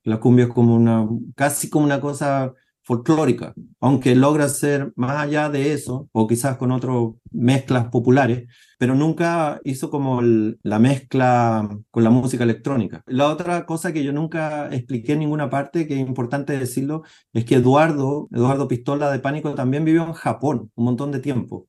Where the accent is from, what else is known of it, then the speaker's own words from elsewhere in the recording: Chile; now in New York, United States; son artistas mayoritariamente chilenos que no viven en Chile. Somos tan inmigrantes como los haitianos, como los venezolanos que viven en Chile, pero vivimos en Estados Unidos